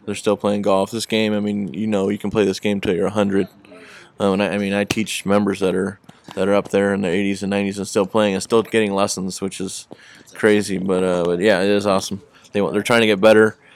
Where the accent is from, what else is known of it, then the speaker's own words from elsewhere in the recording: Long Beach, California, United States; proud to be from Long Beach